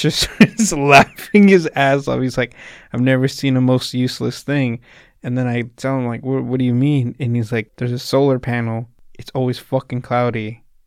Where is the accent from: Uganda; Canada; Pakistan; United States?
United States; Salinas, California; I'm from Salinas